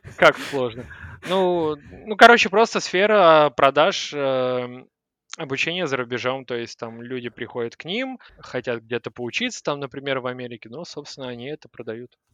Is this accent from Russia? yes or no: yes; Moscow, Russia; я москвич, который хочет свалить.